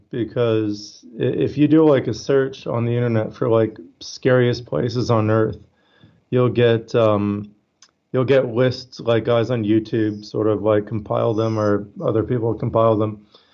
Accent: Canada; now in Australia; I'm Canadian. I live in Australia, but I'm Canadian

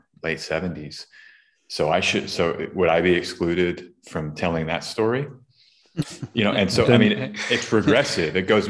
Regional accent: Austin, Texas, United States; Can I even talk about Austin? I was born there. It's my whole life. That's my main city.

